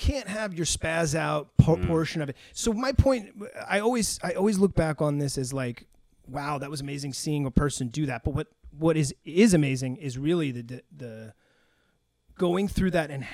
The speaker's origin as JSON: {"language": "English", "town": "Boston", "region": "Massachusetts", "country": "United States", "said": "where I come from, the Northeast"}